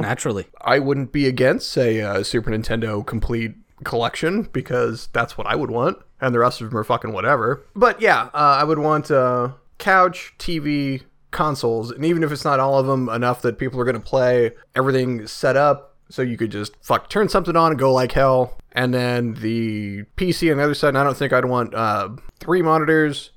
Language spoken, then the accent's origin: English; United States; as an American